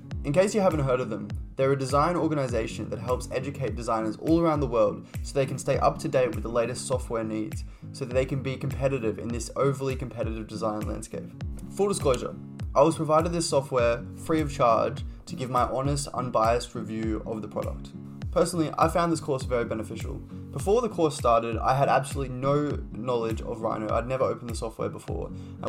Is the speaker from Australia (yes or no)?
yes; Brisbane, Queensland, Australia; moved away as an adult; I'm from Brisbane. I moved there recently.